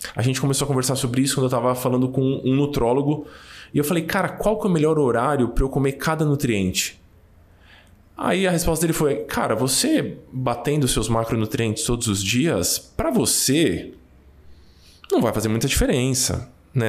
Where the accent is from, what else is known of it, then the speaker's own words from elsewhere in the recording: São Paulo, Brazil; eu nasci no Brasa, então é difícil ser mais paulistano que isso